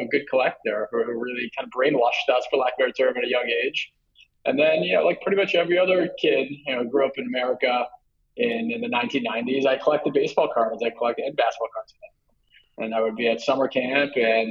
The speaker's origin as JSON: {"language": "English", "town": "New York City", "region": "New York", "country": "United States", "tie": "born or raised there", "also_born_or_lived": "Connecticut", "said": "we moved to Manhattan when I was about 3 or 4 years old, but we kept the house in Connecticut for many years"}